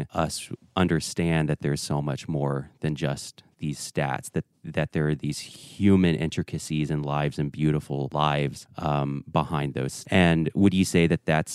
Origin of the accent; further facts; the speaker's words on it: the South, United States; I was raised here in the South.